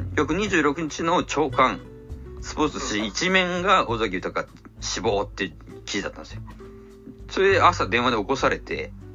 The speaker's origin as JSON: {"language": "Japanese", "region": "Fukuoka", "country": "Japan", "moved": "as an adult", "lives_now": "Tokyo, Japan", "said": "何にも東京のこと知らない博多から来た僕がですよ"}